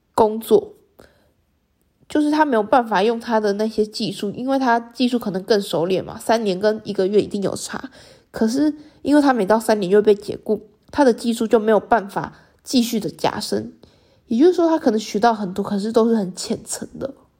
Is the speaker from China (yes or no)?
no; Taiwan; 身为台湾女性的我